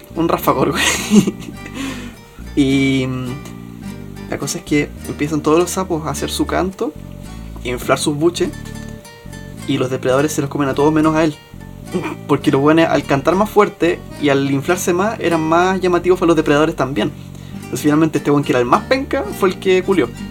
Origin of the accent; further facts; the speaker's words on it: Chile; para uno como chileno